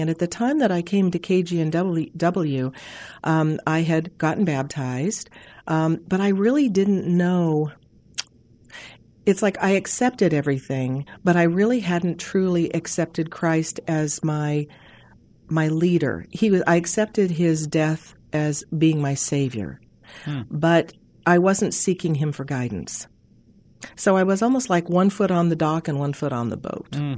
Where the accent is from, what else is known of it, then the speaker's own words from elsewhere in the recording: Montana, United States; I grew up in Montana